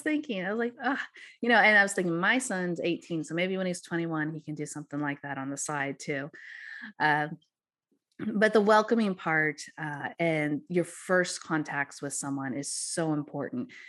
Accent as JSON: {"language": "English", "region": "Missouri", "country": "United States", "tie": "born or raised there", "said": "the magic of Missouri and my hometown area"}